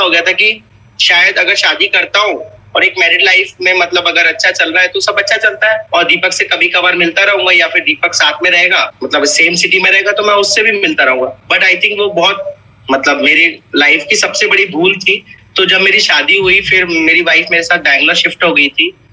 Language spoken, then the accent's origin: Hindi; Haryana, India; मैं हरियाणा से बिलोंग करता हूँ